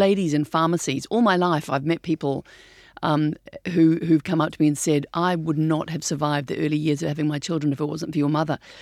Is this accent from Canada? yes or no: no; New Zealand; We're from New Zealand.